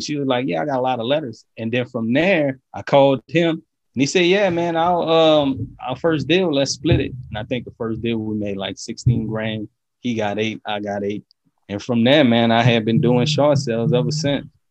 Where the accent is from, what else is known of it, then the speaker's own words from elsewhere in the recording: New Orleans, Louisiana, United States; now in Baton Rouge, United States; I grew up in New Orleans.